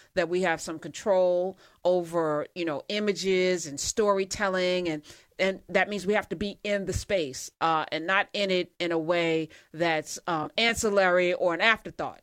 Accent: East Orange, New Jersey, United States; my hometown of East Orange

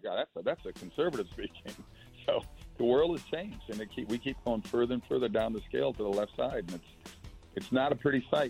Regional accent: Minnesota, United States; I grew up in Minnesota

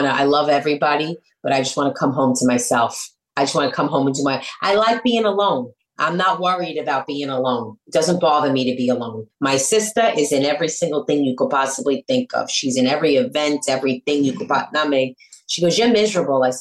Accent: New York City, New York, United States; accent: New York; I'm from Brooklyn.

